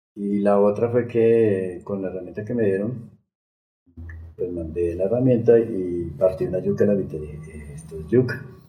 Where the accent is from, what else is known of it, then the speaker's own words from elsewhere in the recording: Bogotá, Colombia; moved away as an adult; also born or lived in Mexico; yo nací en Bogotá, de Bogotá, Colombia